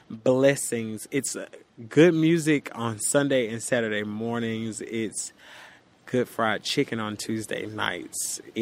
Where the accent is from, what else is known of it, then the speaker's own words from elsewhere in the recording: Mississippi, United States; Because I come from Mississippi. I am very protective of it. It made me everything that I am and everything that I will ever be. And I've always been proud of the fact that I was from Mississippi.